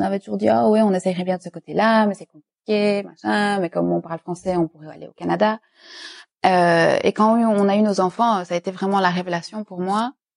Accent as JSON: {"language": "French", "town": "Liège", "region": "Wallonia", "country": "Belgium", "also_born_or_lived": "Brussels, Belgium", "first_language": "French", "moved": "as an adult", "lives_now": "Dubai, United Arab Emirates", "said": "je suis francophone de Belgique, je ne suis pas française, euh, de Liège plus exactement"}